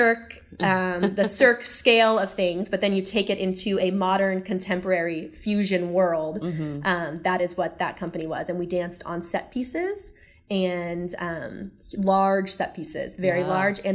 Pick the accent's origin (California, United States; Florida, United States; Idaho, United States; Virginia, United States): Florida, United States; Satellite Beach; In Satellite Beach, Florida, which is just an hour and 20 minutes to the east of us